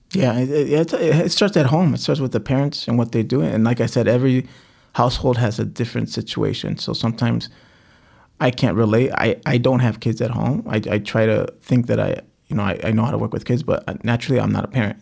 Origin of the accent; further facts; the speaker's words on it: Cicero, Illinois, United States; also born or lived in Back of the Yards, Chicago; I grew up in Cicero. I, I, we, I was born in back of the yards